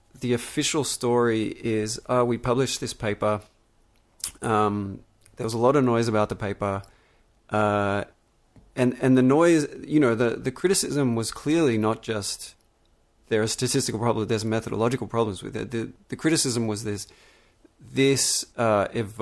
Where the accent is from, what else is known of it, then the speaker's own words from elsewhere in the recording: Melbourne, Victoria, Australia; the environment I grew up in Melbourne, Australia